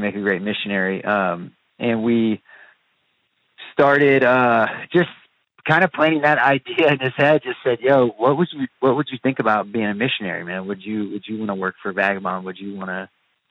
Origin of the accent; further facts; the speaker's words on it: Virginia, United States; moved away as an adult; also born or lived in Brooklyn, New York / Wichita, Kansas; I'm not from Wichita, I'm from Virginia originally